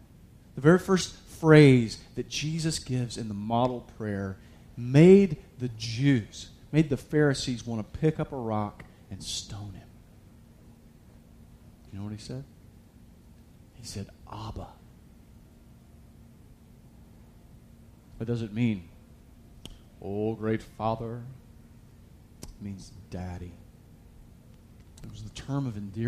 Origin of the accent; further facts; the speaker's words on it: United States; I was raised in America.